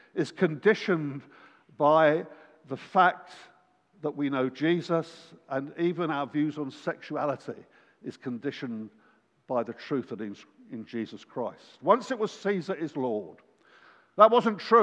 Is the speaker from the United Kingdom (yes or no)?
yes; England, United Kingdom; we're from England